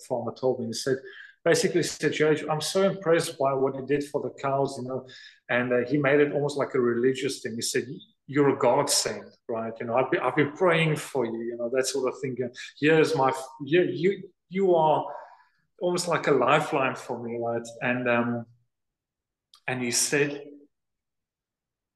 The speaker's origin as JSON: {"language": "English", "country": "South Africa", "also_born_or_lived": "North Dakota", "lives_now": "Wilderness, South Africa", "said": "I'm from South Africa, for goodness sakes. I mean, we hardly get winter"}